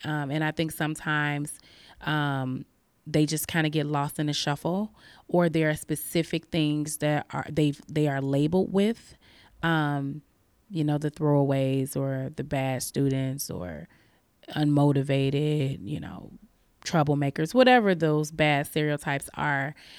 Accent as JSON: {"language": "English", "town": "Chicago", "region": "Illinois", "country": "United States", "also_born_or_lived": "Albany, Oregon", "moved": "yes", "lives_now": "Oregon, United States", "said": "I am originally from Chicago. I'm from the west side of Chicago, inner city"}